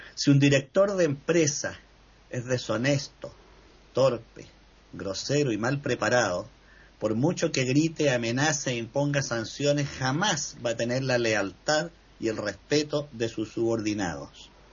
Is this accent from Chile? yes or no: yes; Chile; así como tuvimos en Chile un presidente